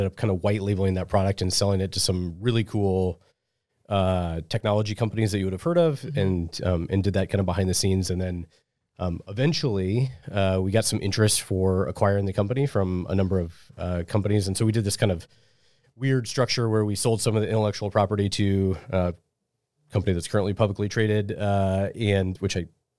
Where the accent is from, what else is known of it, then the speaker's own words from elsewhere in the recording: Omaha, Nebraska, United States; So I was born and raised in Omaha, and I went to UNO for college.